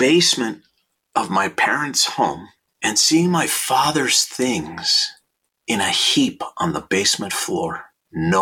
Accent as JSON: {"language": "English", "town": "St. Louis Park", "region": "Minnesota", "country": "United States", "tie": "born or raised there", "moved": "yes", "lives_now": "Los Angeles, United States", "said": "I was born in 1960 in St. Louis Park, Minnesota, and went to Aquila Elementary School"}